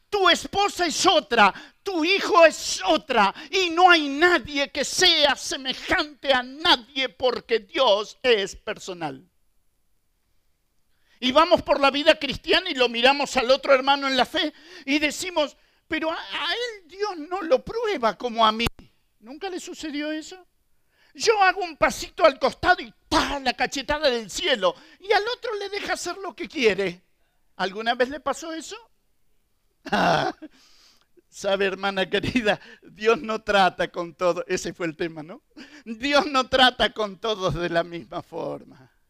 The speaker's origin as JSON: {"language": "Spanish", "country": "Argentina", "said": "Argentina, y perdonen por la ilustración, pero Argentina es un país futbolero. Y en casa somos todos de Boca y solamente mi esposa de River."}